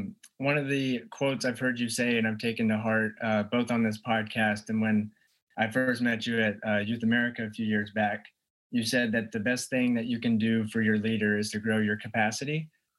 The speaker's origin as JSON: {"language": "English", "town": "Dallas", "region": "Texas", "country": "United States", "said": "I'm from the Dallas, Texas, Yeehaw area."}